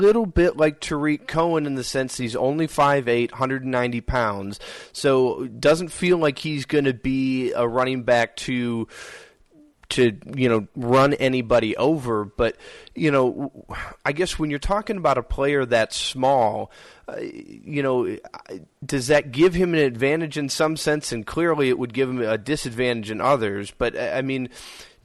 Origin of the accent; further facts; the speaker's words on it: Minnesota, United States; I grew up in Minnesota